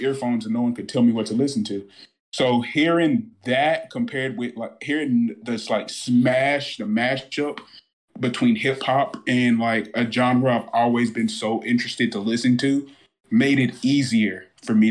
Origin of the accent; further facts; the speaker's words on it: South Carolina, United States; growing up in South Carolina, especially going around the racetracks a lot